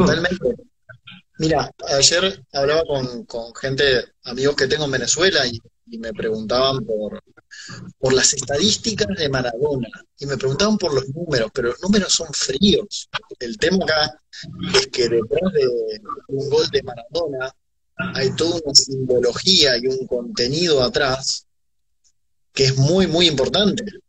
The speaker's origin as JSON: {"language": "Spanish", "country": "Argentina", "said": "lo que te puedo aportar como argentino"}